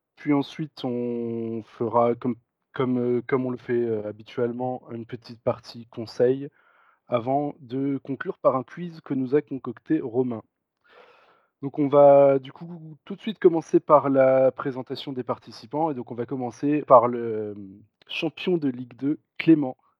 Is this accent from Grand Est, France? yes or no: yes; Metz, Grand Est, France; je viens de Metz